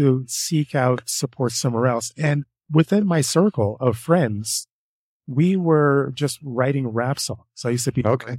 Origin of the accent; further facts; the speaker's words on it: Canada; I'm Canadian. I live in Ottawa.